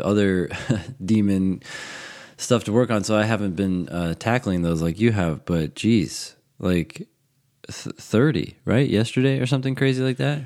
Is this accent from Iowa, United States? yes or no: no; California, United States; now in Vienna, Virginia, United States; I grew up in California, in, like, the desert